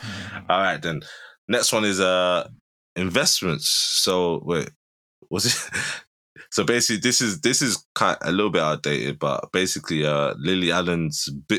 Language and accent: English; England, United Kingdom; because we're from England.